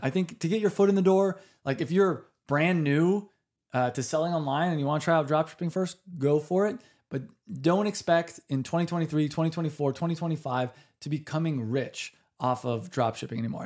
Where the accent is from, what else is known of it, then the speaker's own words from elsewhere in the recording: United States; I'm American